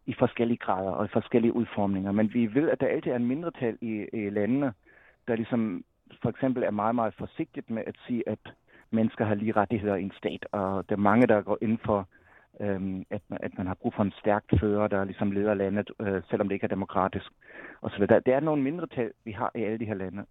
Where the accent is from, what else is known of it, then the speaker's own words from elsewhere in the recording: Germany; moved away; som tysker